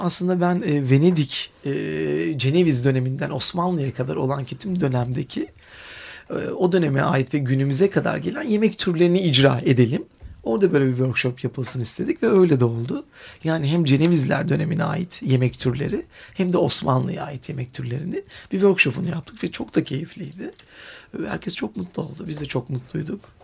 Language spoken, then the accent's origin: Turkish; Istanbul, Turkey; iyi ki burada doğmuşum, burada büyümüşüm